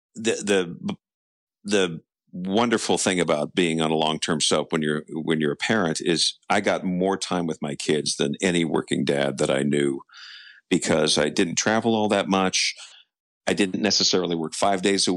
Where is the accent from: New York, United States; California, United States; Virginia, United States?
California, United States; Los Angeles; moved away as an adult; also born or lived in East Coast; I was born and raised in Los Angeles